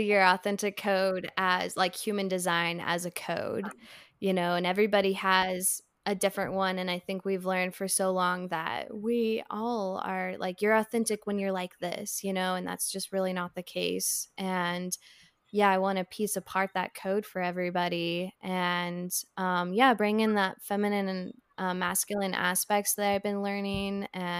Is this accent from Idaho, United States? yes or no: yes; Idaho, United States; now in Asheville, United States; right now I'm in Asheville, North Carolina, and then I'm from Idaho